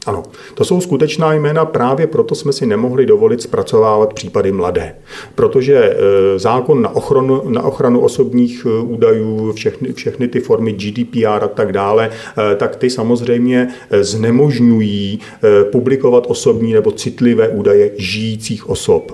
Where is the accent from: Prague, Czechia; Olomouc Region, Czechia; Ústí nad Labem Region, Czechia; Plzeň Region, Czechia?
Plzeň Region, Czechia; Domažlice; jsem e, rodák z Domažlic